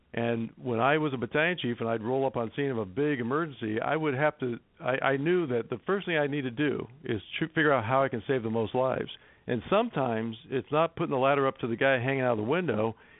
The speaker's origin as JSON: {"language": "English", "town": "Los Angeles", "region": "California", "country": "United States", "tie": "born or raised there", "said": "I grew up in Los Angeles"}